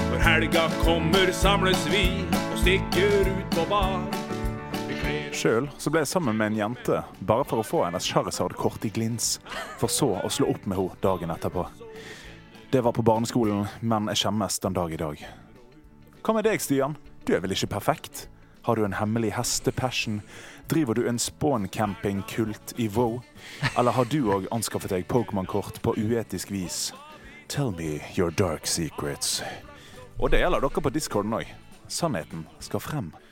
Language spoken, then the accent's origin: Norwegian; Trøndelag, Norway; Jeg er egentlig fra Trøndelag.